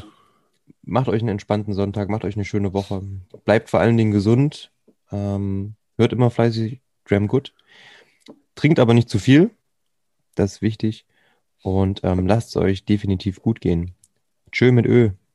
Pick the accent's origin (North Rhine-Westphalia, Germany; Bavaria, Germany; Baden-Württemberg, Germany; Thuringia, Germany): Thuringia, Germany; Bei uns in Thüringen